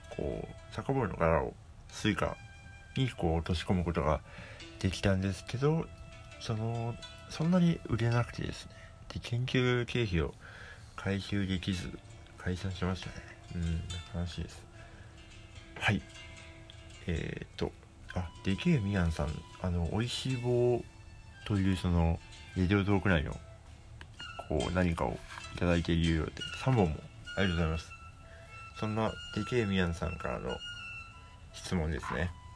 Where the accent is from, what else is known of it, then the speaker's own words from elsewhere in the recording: Hokkaido, Japan; moved away; 僕はあの北海道出身でですね